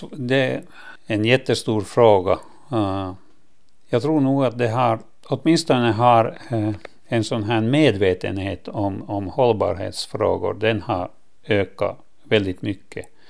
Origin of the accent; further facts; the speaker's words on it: Lappo, Åland Islands; Det här är min hemö och eh, min fars släkt kommer härifrån sedan många generationer.